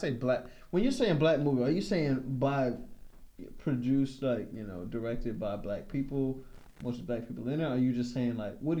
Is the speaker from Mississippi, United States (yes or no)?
no; North Carolina, United States; I'm from North Carolina, so that's why I say Central.